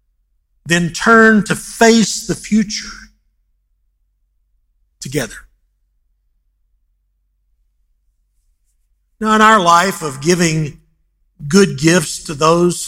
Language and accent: English; El Paso, Texas, United States; I was raised in El Paso